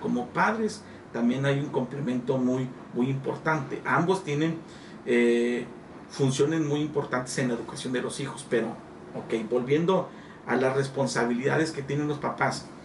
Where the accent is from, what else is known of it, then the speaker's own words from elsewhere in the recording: Nueva Rosita, Coahuila, Mexico; now in Piedras Negras, Mexico; soy originario de Nueva Rosita, Coahuila, pero pues adoptado aquí en piedra Negras, Coahuila